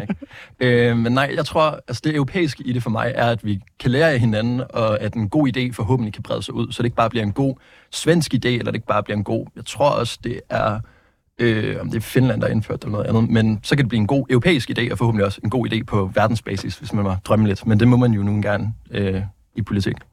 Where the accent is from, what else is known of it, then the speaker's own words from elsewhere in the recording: Vejle, Southern Denmark, Denmark; moved away as an adult; now in Aarhus, Denmark; Jeg kommer fra, øh, fra Vejle. Øh, altså, jeg er, født i, jeg er født i Aarhus, Skyby, men siden jeg har været to år gammel, så har jeg så øh, været bosat i øh, Vejle, der er jeg gået i skole, der er jeg gået i gymnasiet